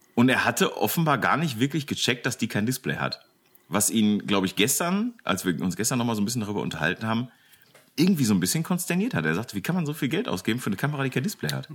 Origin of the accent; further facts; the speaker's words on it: Bochum, North Rhine-Westphalia, Germany; now in Velbert, Germany; ich bin in Bochum geboren